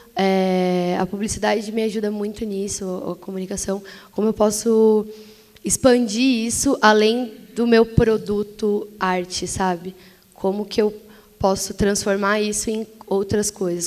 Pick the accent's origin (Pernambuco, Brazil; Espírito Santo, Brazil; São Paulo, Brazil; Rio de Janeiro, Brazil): São Paulo, Brazil; ainda morando na periferia, eu sou da zona leste de São Paulo